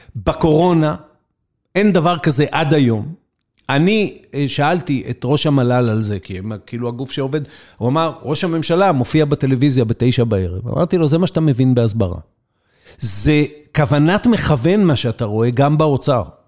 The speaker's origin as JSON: {"language": "Hebrew", "country": "Israel", "tie": "born or raised there", "said": "המקום הזה, שנולדתי בו, גדלתי בו, לחמתי עבורו"}